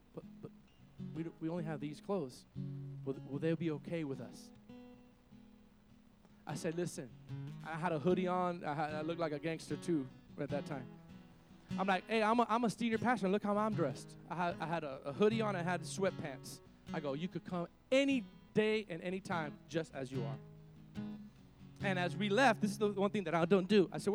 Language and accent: English; Miami, Florida, United States; moved away; I come from Miami